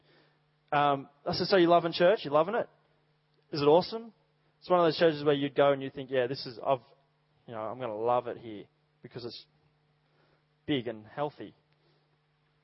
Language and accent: English; Dubbo, New South Wales, Australia; moved away; I grew up in Dubbo